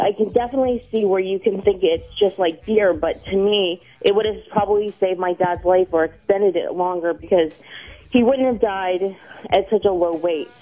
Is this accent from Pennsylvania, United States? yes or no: yes; Pittsburgh, Pennsylvania, United States; now in Canada; I'm from Canada, but I was born and raised in Pittsburgh, Pennsylvania.